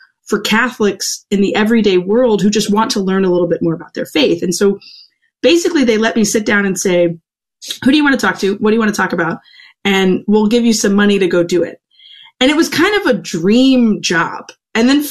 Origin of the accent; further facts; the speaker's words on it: Louisiana, United States; also born or lived in Chicago; I made my way back to Louisiana and taught at my alma mater for 5 years. I was a freshman theology teacher. I worked in youth ministry at my home parish